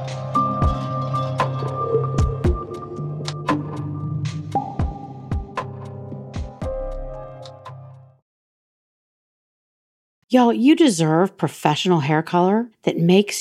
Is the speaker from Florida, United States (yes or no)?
no; Georgia, United States; moved away as an adult; now in Los Angeles, United States; my home state of Georgia